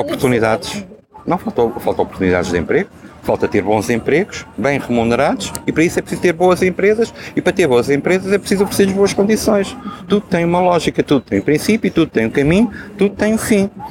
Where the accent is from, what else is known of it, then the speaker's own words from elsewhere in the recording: Viseu, Centro, Portugal; now in Lisbon, Portugal; eu sentisse Viseu como sendo a minha terra